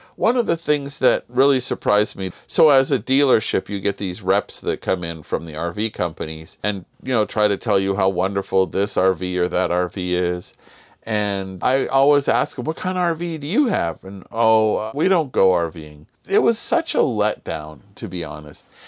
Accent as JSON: {"language": "English", "town": "Los Angeles", "region": "California", "country": "United States", "tie": "born or raised there", "said": "we grew up in Southern California in L"}